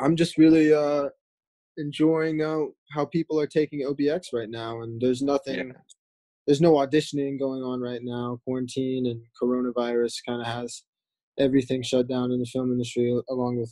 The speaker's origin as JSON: {"language": "English", "region": "North Carolina", "country": "United States", "said": "I found Actors Group in Winston-Salem because I'm actually from North Carolina"}